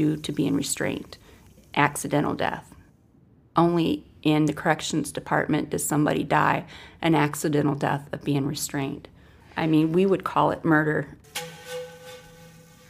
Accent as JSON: {"language": "English", "town": "Adrian", "region": "Michigan", "country": "United States", "said": "I am from Adrian, Michigan"}